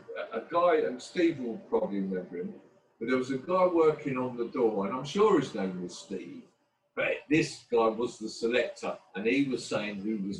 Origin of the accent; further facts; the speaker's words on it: London, United Kingdom; growing up in Hackney in the 70s and 80s